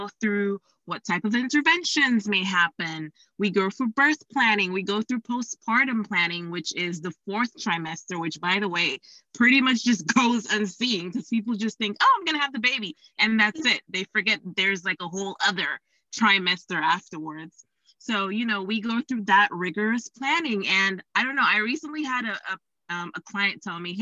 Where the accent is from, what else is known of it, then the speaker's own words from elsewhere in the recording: Dominica; moved away; also born or lived in Florida; I am from a tiny island called Dominica in the Eastern Caribbean